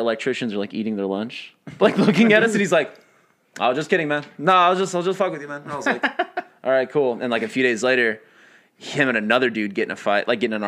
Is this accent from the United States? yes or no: yes; New Mexico, United States; moved away as an adult; also born or lived in Oklahoma / Austin, Texas; I grew up, I'm from New Mexico, right? Mm-hmm. So like I grew up there